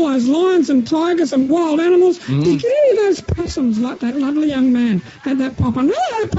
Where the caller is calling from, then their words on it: Melbourne, Victoria, Australia; I'm calling from Happy Hour Retirement Village in Melbourne.